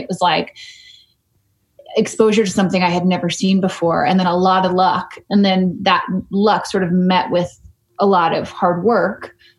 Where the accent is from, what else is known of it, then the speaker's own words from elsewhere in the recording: Matthews, North Carolina, United States; I grew up in Matthews, North Carolina